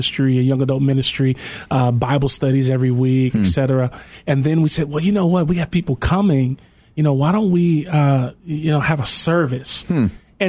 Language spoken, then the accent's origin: English; Maywood, Illinois, United States; I grew up in Maywood, which is just home for me